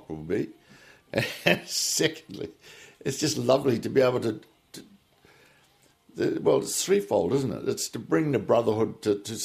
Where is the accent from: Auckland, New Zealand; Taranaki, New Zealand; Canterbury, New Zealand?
Taranaki, New Zealand; New Plymouth; moved away as an adult; I was away from New Plymouth 32 years, and I came back to New Plymouth